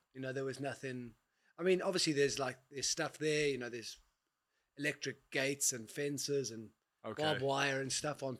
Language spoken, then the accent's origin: English; Johannesburg, Gauteng, South Africa; born or raised there